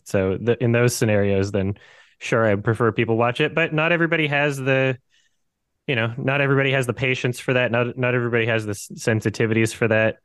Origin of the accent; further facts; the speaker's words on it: Canada; moved away as an adult; now in Georgia, United States; I am from Canada.